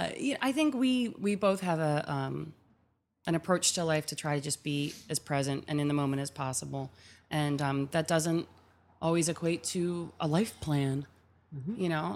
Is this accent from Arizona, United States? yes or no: no; Philadelphia, Pennsylvania, United States; moved away as an adult; like I'm a Philly girl. I'm born and raised in Germantown.